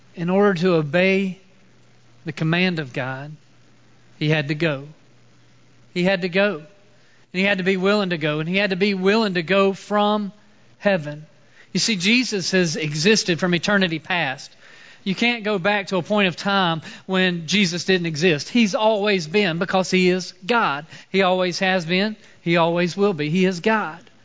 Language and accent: English; Mooresville, North Carolina, United States; I grew up in Mooresville, uh, so I'm originally from this area